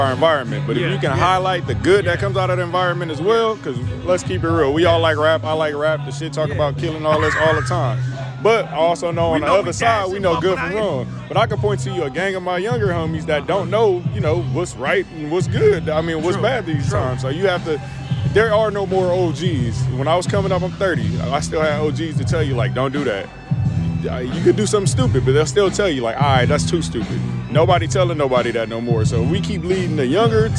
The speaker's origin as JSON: {"language": "English", "town": "Compton", "region": "California", "country": "United States", "said": "I'm from Compton"}